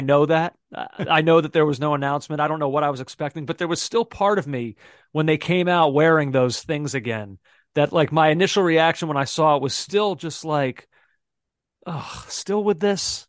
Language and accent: English; United States; as American fans and analysts